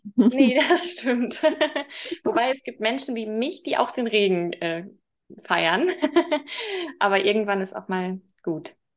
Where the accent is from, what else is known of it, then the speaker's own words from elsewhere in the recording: Münster, North Rhine-Westphalia, Germany; now in Hamburg, Germany; Eigentlich komme ich aus Münster